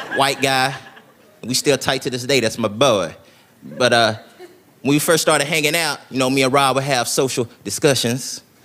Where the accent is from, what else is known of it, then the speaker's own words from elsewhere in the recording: Tennessee, United States; moved away as an adult; now in Los Angeles, United States; I'm from Tennessee, I live in Los Angeles now.